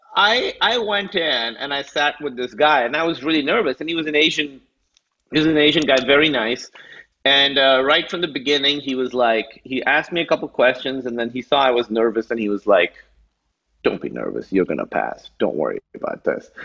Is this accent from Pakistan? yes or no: yes; Karachi, Sindh, Pakistan; also born or lived in Chicago / New York; now in United States; I grew up in Karachi, which is like 20 million people.